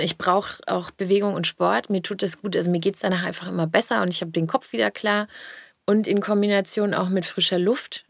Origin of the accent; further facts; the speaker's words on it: the South, Southern Germany, Germany; ich komme ja aus dem Süden.